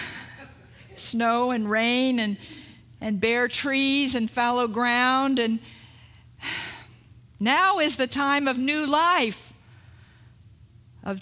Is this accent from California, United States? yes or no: yes; California, United States; also born or lived in Oregon; I'm from California.